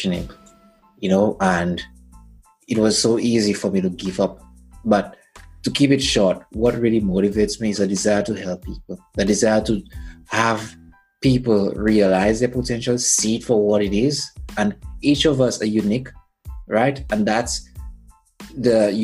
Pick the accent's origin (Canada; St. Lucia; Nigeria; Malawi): St. Lucia; moved away; I'm from St. Lucia, and it's an island in the Caribbean